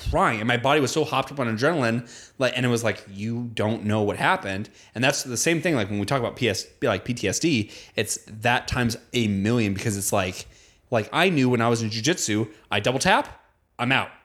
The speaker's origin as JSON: {"language": "English", "country": "United States", "tie": "born or raised there", "said": "growing up in America"}